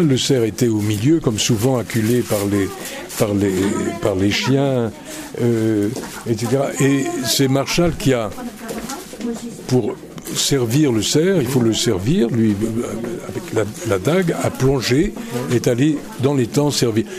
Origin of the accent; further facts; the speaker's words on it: Belgium; moved away; also born or lived in Reims; diriger le Théâtre National de Belgique, qui est mon pays d'origine et qui reste mon pays. Je, je suis toujours belge.